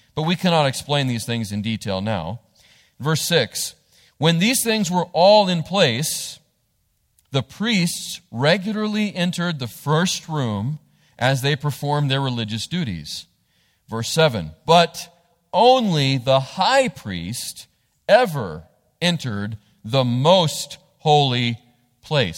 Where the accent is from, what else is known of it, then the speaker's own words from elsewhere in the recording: United States; the rights we have as American citizens